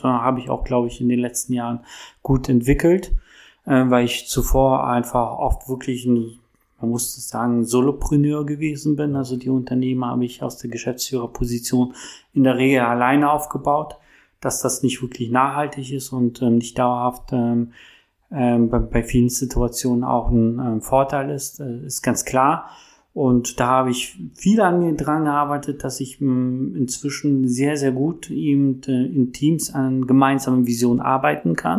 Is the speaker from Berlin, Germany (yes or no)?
yes; Berlin, Germany; ich bin Berliner, ich bin hier groß geworden